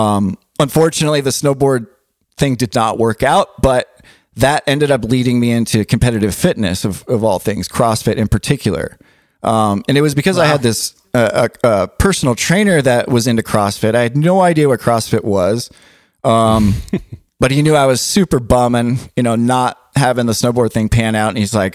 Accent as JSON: {"language": "English", "region": "Southern California", "country": "United States", "tie": "born or raised there", "said": "But I grew up in Southern California, in the 90s, early 2000s"}